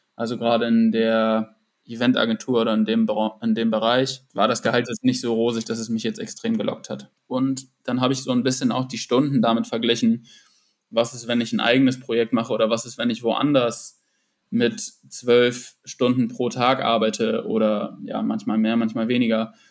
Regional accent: Northern Germany, Germany; also born or lived in Munich; ich bin einfach ein Typ, der in den Norden gehört

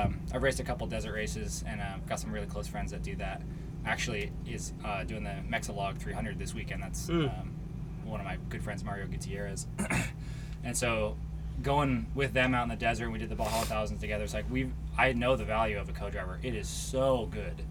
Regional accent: Oregon, United States; moved away as an adult; also born or lived in Southern California; I'm from Oregon.

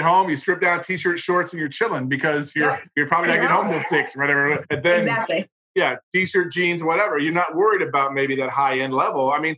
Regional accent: Hawaii, United States; I grew up in Hawaii as a kid. My dad was in the Navy and then I was stationed in Hawaii.

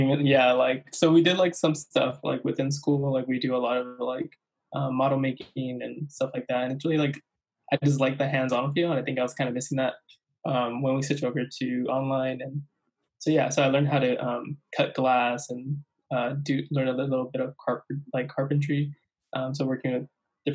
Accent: La Puente, California, United States; I'm a photographer from Southern California, specifically a small town, La Puente, California

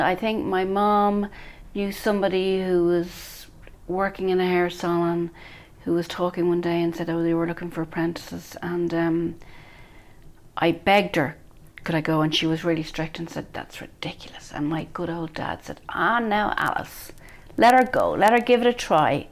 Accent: Bray, Leinster, Ireland; I grew up in Bray, County Wicklow, where I live now

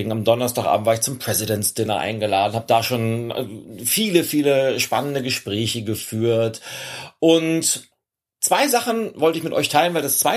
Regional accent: Germany; weil als, als Deutscher vor einem internationalen Publikum sprechen zu dürfen, ist keine Selbstverständlichkeit

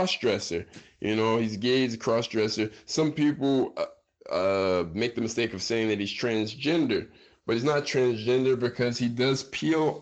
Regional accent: United States; moved away as an adult; now in Brazil; I grew up in the United States

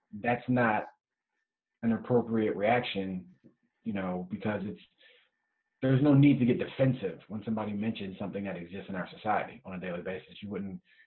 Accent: Detroit, Michigan, United States; now in Philadelphia, United States; originally from Detroit, Michigan

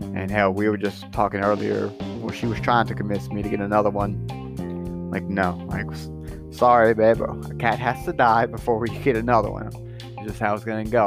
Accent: Scotland, United Kingdom; I'm Scottish

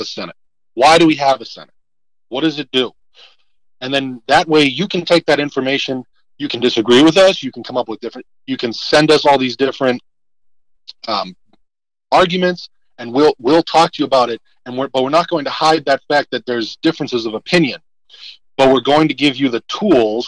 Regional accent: Massachusetts, United States; we're two conservatives that grew up in deep blue areas, right? So, I'm a conservative, and you know, 9 out of every 10 people I know is a liberal, right? I'm from Massachusetts.

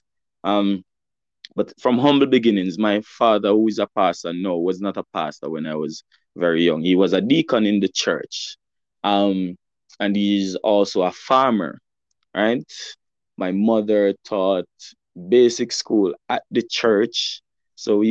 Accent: Alexandria, Saint Ann, Jamaica; I'm from St. Anne, and I'm currently sitting right now in my childhood home, where I grew up

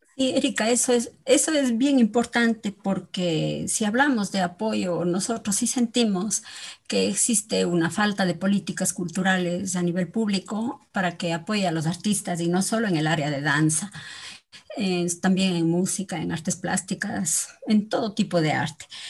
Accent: Ecuador; nosotros como ecuatorianos

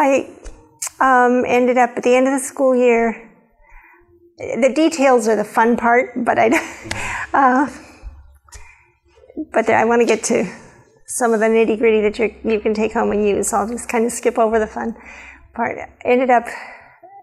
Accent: Nebraska, United States; also born or lived in Wyoming; born in Wyoming, grew up in Nebraska

